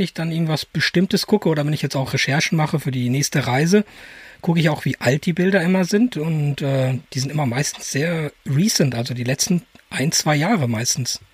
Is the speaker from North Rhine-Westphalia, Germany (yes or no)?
yes; edge of the Ruhr area, North Rhine-Westphalia, Germany; ich komme aus dem Rand vom Ruhrgebiet